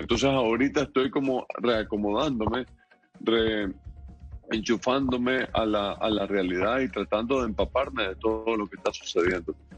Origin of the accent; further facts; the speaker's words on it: Nicaragua; moved away as an adult; Yo me siento nicaragüense y nunca voy a dejar de serlo